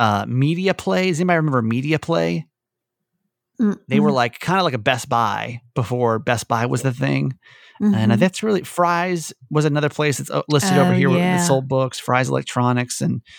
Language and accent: English; the South, United States; And especially like growing up in the South, man, like all you can eat in buffets, it's like, it's life.